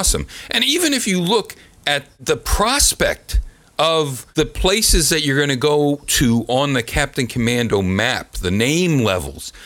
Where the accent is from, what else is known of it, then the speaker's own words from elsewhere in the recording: United States; as an American